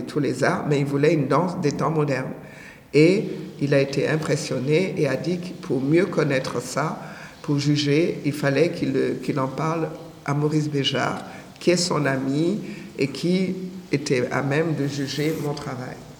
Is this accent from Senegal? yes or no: yes; Senegal; also born or lived in Benin; je suis née au Bénin, j'ai grandi au Sénégal